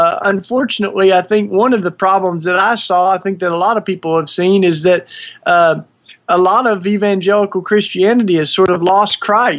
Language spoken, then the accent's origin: English; Maryville, Tennessee, United States; accent: southern; moved away as an adult; When I grew up in East Tennessee